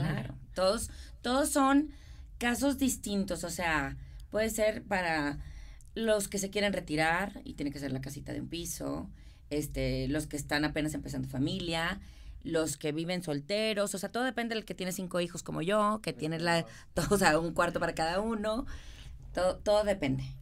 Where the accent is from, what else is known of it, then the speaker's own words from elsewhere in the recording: Monterrey, Nuevo León, Mexico; accent: regio; moved away as an adult; now in Houston, United States; yo soy de Monterrey